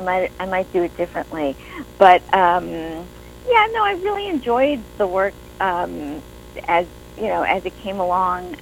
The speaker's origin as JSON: {"language": "English", "region": "New York", "country": "United States", "moved": "yes", "said": "I'm originally from New York"}